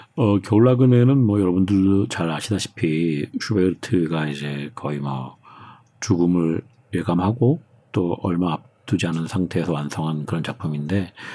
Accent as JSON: {"language": "Korean", "country": "South Korea", "also_born_or_lived": "Germany", "moved": "as an adult", "said": "한국 사람으로서 외국 나가서 살고 사는 것 자체도"}